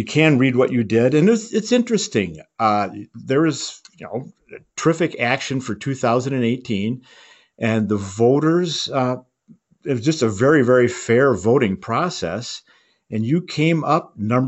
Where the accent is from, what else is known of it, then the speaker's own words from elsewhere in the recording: Colorado, United States; I'm from Colorado